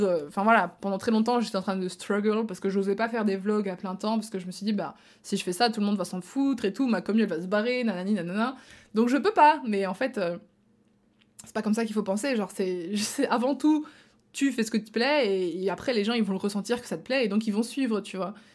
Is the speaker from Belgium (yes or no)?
yes; Belgium; moved away; also born or lived in Marseille; moi je suis belge de base